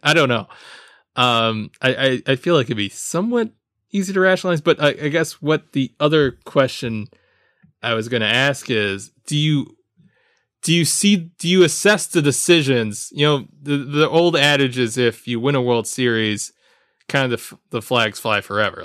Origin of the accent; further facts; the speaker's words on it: Jamaica; As a Jamaican